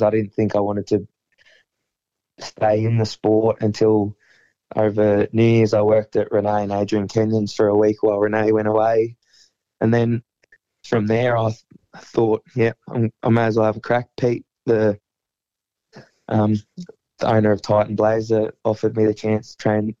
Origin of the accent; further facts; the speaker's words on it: Bendigo, Victoria, Australia; my hometown